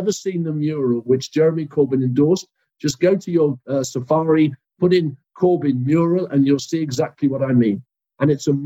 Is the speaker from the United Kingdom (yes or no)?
yes; United Kingdom; we as British Jews